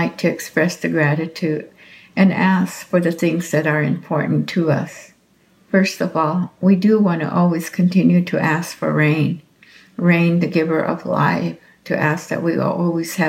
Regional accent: Hopi, Arizona, United States; I am from the Hopi tribe

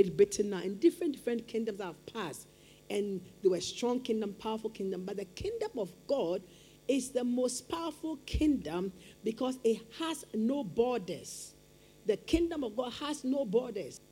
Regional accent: Ghana; be responsible as a Ghanaian

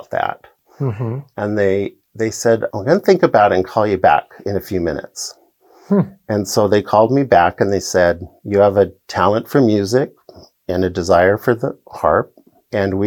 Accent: Seattle, Washington, United States; I get to play in my hometown

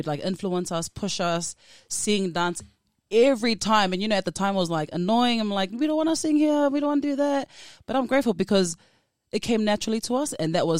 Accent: New Zealand

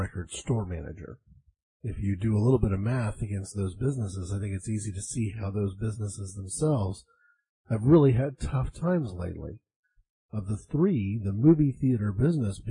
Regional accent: United States; I'm an American

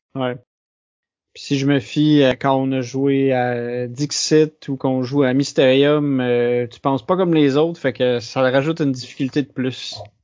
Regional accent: Quebec, Canada; je suis québécois

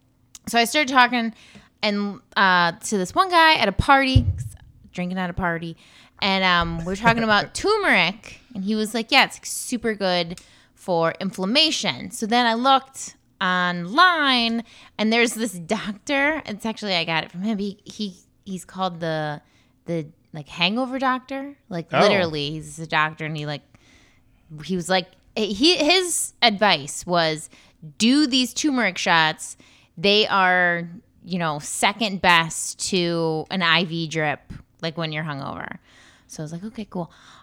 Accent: Poland; That's my home country.

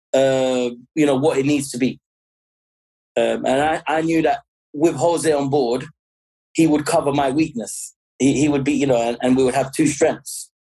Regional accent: London, United Kingdom; accent: London; So I grew up here. I was born here. As you can tell by my accent, you know, I sound like a London boy

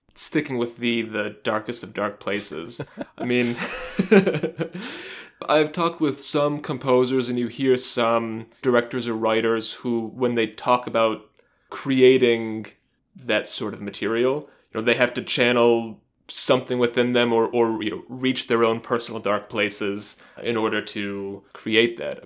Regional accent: United States; as an American

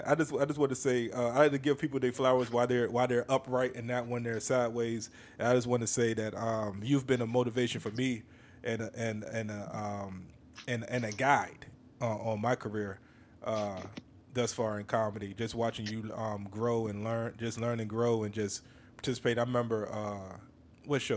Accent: Virginia, United States; this is my hometown, my home state. Born and raised in the 757

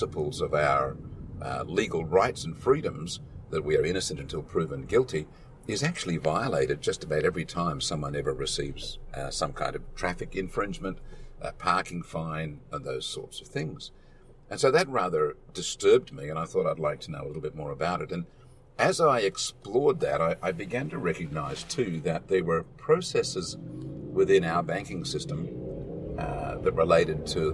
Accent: Australia; Growing up in Australia

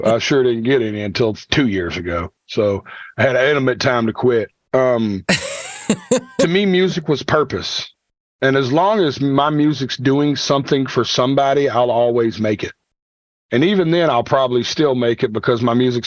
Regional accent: Nashville, Tennessee, United States; I'm from Nashville, Tennessee.

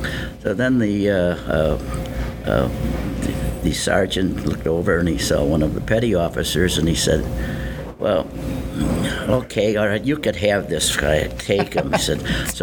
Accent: Buffalo, New York, United States; I was born in Buffalo, New York, 94 years ago. It's hard to think. So, and I was educated on Buffalo's west side at Annunciation Church, grammar school and high school.

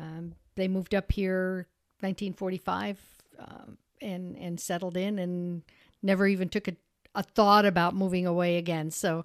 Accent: Peru, New York, United States; And that was the era that I grew up in Peru, graduated from the Peru school, and it was good.

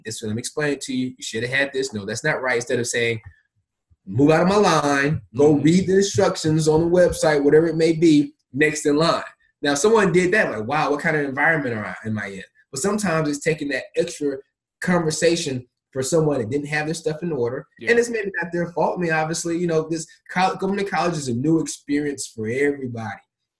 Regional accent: Atlanta, Georgia, United States; also born or lived in Memphis, United States; I was born in Memphis. Folks know that. But I actually grew up a large portion of my life in Atlanta.

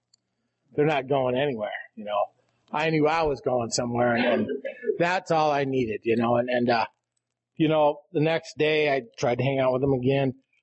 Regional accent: Rapid City, South Dakota, United States; now in Custer, United States; I'm from South Dakota. I'm from, originally from Rapid City. I live in Custer now.

